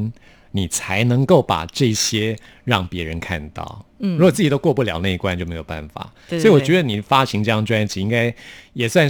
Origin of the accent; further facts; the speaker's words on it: Taipei, Taiwan; 我是台北人，我从小在台北长大